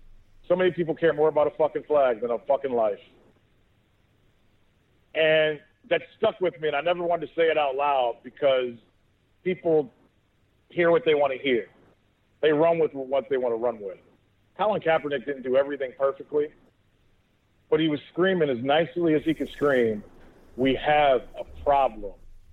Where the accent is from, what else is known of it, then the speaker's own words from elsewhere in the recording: Texas, United States; I'm Texan.